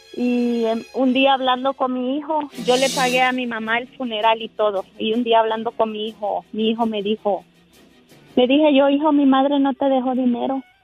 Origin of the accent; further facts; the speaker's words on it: Honduras; now in United States; mi hijo está en Honduras, yo soy de Honduras